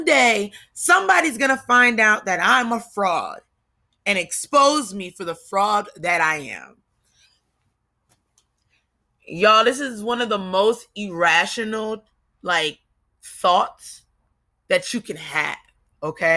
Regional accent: New Jersey, United States; also born or lived in Kentucky; I come from Jersey. We don't say the full word, you know? We cut it off

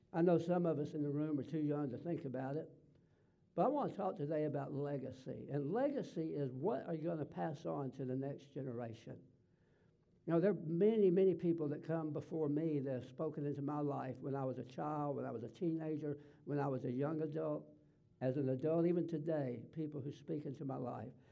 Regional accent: the South, United States; accent: Southern; I was raised in the South and I talk Southern

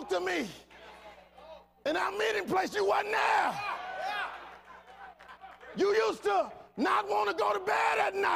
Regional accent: Fort Worth, Texas, United States; I'm from Fort Worth, Texas

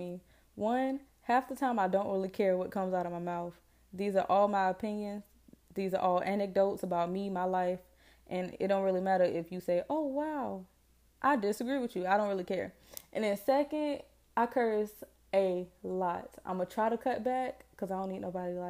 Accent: Jacksonville, Florida, United States; Born and raised in Duval. Jacksonville. Florida

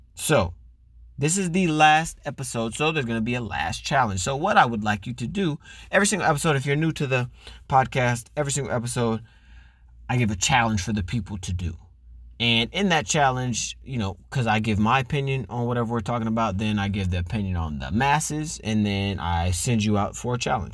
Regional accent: Florida, United States; As a black man growing up in Florida

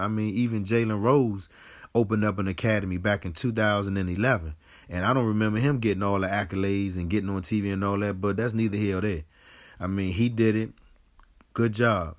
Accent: Washington, District of Columbia, United States; moved away as an adult; also born or lived in Delaware; now in District Heights, United States; I grew up in Southeast. I went to Delaware State, and now I'm living in the District Heights area of Maryland

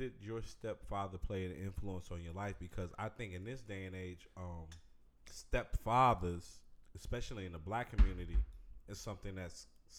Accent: south suburbs of Chicago, Illinois, United States; I'm from the South Burbs of Chicago, so I'm not going to say, like, I'm from the city

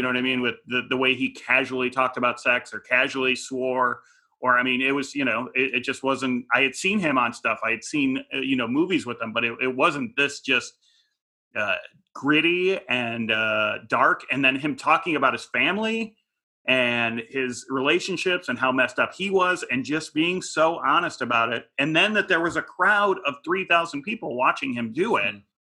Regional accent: Midwest, United States; I grew up in the Midwest. I didn't know anyone.

